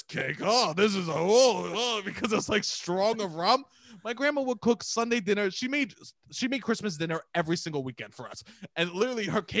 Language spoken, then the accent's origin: English; New York City, New York, United States; I'm from Staten Island